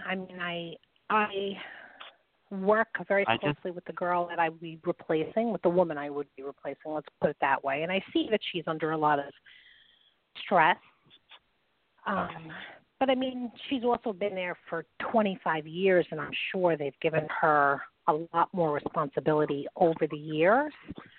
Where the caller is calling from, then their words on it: New York, United States; … from New York.